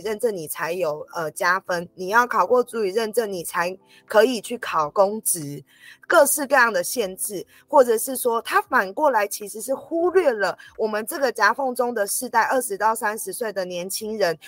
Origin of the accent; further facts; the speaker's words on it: Taiwan; also born or lived in Nantou County (home tribe); 像我是从小在都市长大成长的青年，比较少机会能够回到原乡